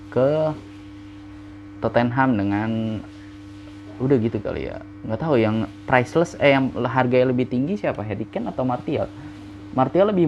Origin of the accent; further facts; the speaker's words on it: Indonesia; gue yang gede di Indonesia ngelihat yang kayak gitu tuh nggak nggak biasa gitu